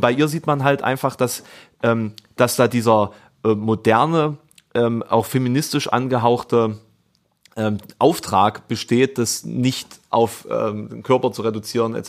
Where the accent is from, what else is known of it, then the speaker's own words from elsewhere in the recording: East Germany, Germany; ich komme aus dem Osten